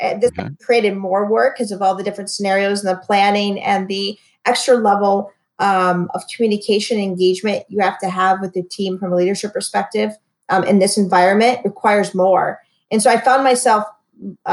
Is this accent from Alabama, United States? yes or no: no; Michigan, United States; moved away as an adult; also born or lived in Cleveland, Ohio; now in Houston, United States; I'm from Michigan, but lived in Cleveland before moving here